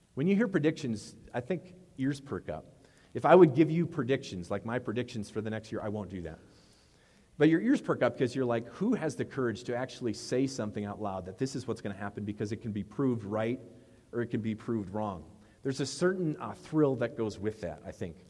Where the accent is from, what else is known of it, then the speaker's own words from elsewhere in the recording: Wisconsin, United States; I'm from Wisconsin.